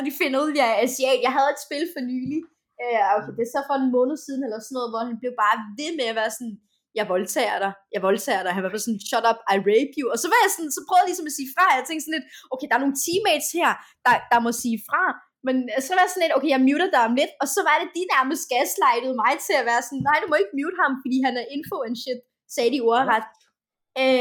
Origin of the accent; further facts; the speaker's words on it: Denmark; jeg sagde, jeg er fra Danmark, men jeg er, men jeg er rigtig asiat